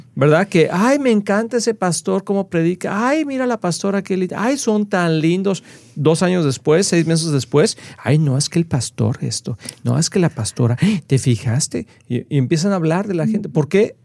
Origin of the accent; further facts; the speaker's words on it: Mexico; yo soy mexicano de nacimiento